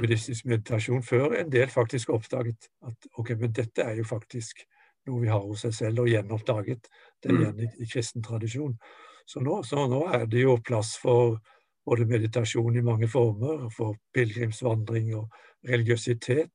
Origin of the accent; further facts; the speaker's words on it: Norway; moved away as an adult; also born or lived in Japan; jeg kom fra Norge med min kristen tradisjon